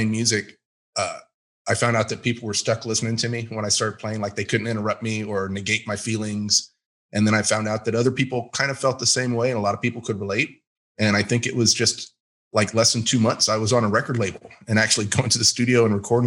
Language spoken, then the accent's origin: English; Texas, United States; I'm from Texas